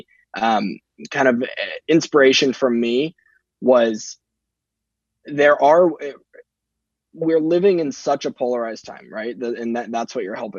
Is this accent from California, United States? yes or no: yes; Southern California, United States; now in Northern California, United States; born and raised in California, in Southern California, moved up to Northern California after I graduated college